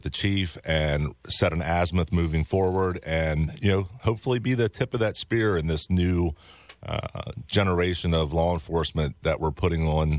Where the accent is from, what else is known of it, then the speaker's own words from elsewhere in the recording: Frederick, Maryland, United States; I grew up in Frederick. As a child, I grew up in, I went to TJ High School, came back from after my military service and policed in all of Frederick County or Frederick City over the past 28 years.